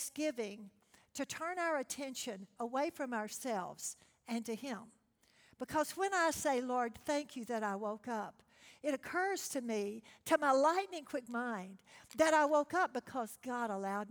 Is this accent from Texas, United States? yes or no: yes; Texas, United States; I'm from Texas